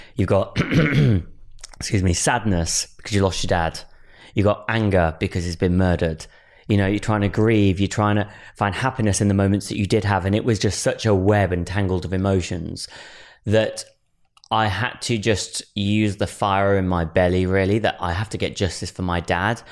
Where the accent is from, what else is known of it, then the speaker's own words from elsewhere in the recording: Wolverhampton, West Midlands, United Kingdom; my family home where I was born in Wolverhampton